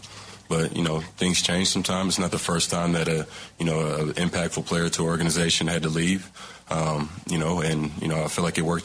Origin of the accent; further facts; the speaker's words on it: East Palo Alto, California, United States; But I grew up in East Palo Alto, so I was a Raiders fan my whole life.